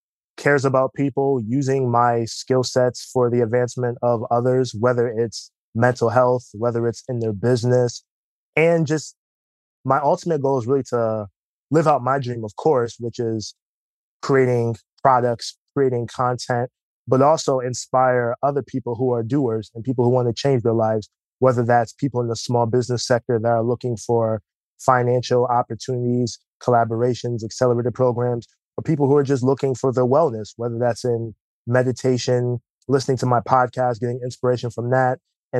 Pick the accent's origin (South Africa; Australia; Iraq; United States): United States; Bloomfield, Connecticut; So I'm from Bloomfield, Connecticut. It's a suburb right next to Hartford, Connecticut. Been there my whole life, really, for the most part